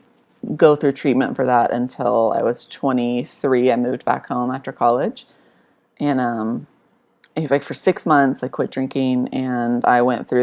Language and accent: English; Wichita Falls, Texas, United States; moved away as an adult; now in Austin, United States; I'm from North Texas, Wichita Falls, and I moved to Austin about a decade ago for music